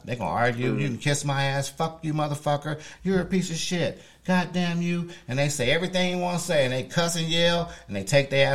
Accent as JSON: {"language": "English", "town": "Chicago", "region": "Illinois", "country": "United States", "said": "I'm from a city. I'm from Chicago"}